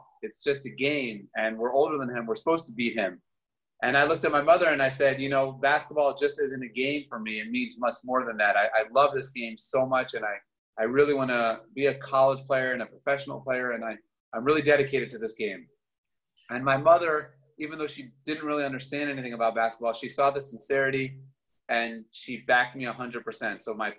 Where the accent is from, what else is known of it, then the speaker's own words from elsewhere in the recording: Baltimore, Maryland, United States; I grew up in Baltimore, Maryland